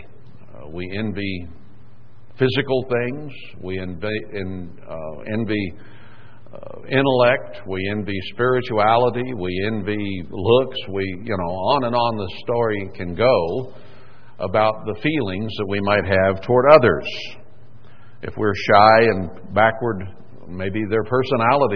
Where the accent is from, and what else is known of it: Texas, United States; born or raised there; moved away